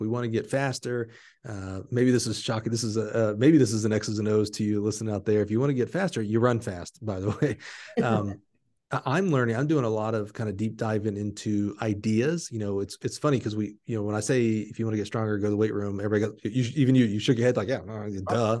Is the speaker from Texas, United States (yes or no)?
yes; Dallas, Texas, United States; Like I grew up just south in the Dallas area.